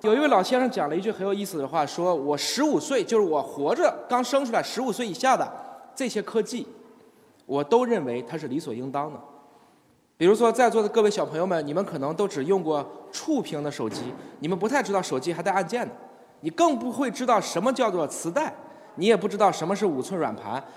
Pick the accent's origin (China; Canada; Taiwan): China; 我们中国人还是很讲究养生的